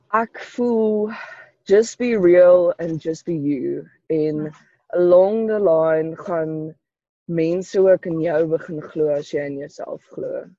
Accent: Polokwane, Limpopo, South Africa; Ek kom van Polokwane af

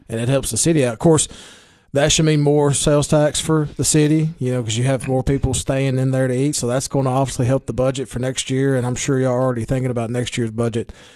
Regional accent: Baxter, Tennessee, United States; Baxter's my hometown

